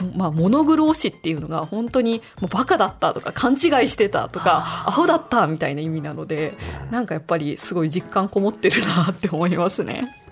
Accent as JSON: {"language": "Japanese", "region": "Kochi", "country": "Japan", "tie": "born or raised there", "moved": "yes", "said": "私もあの高知県出身で、はい、あの高知にいたので"}